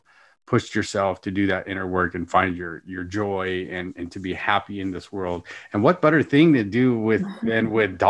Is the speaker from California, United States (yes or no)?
yes; California, United States; I'm from California.